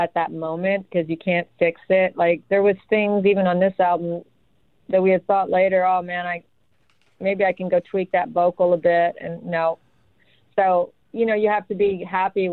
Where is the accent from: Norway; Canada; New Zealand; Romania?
Canada; Ottawa, Ontario; moved away; also born or lived in Vancouver / Austin, Texas; I grew up in Ottawa